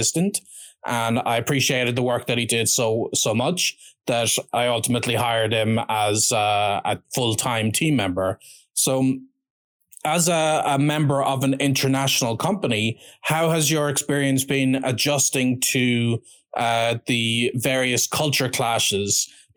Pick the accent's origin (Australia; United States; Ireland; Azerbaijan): Ireland; I'm of course from Ireland